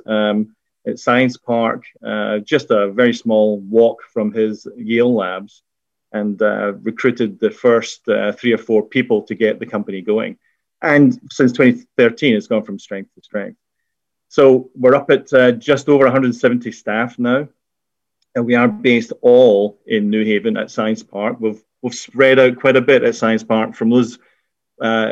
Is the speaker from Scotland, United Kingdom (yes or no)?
yes; Scotland, United Kingdom; accent: Scottish; moved away as an adult; also born or lived in Glasgow / Edinburgh / London; now in Connecticut, United States; you could probably tell from my accent, in Scotland, where I did my degree.